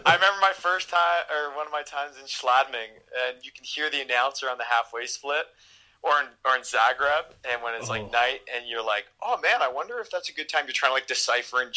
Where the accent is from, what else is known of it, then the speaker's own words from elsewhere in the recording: Canada; we're Canadian